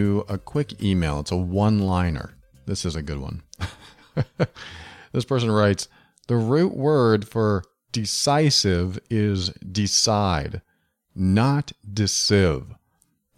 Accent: Massachusetts, New Hampshire, New England, United States; I grew up in New England, Massachusetts, New Hampshire.

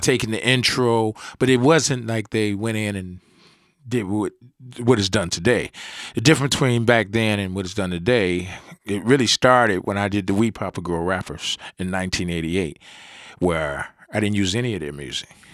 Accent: New York, United States; moved away; I'm originally I'm from New York. I used to go back summertime

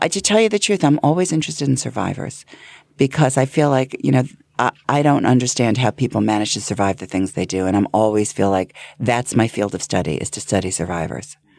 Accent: Hempstead, New York, United States; I grew up in, in Hempstead, um, Franklin Square

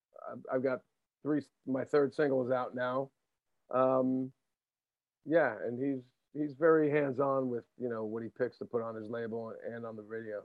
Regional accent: New Jersey, United States; also born or lived in Matawan, New Jersey; always lovely to talk to another dude from Jersey.

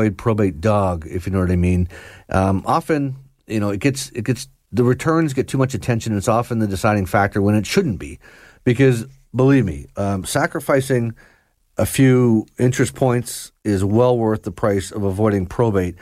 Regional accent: Georgina, Ontario, Canada; where I grew up in Georgina, there was a pretty fancy lawn bowling club

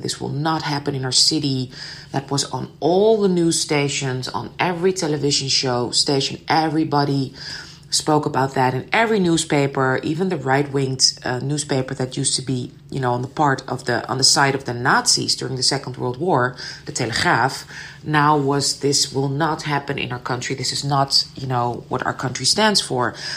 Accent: Amsterdam, North Holland, Netherlands; I was raised in Amsterdam

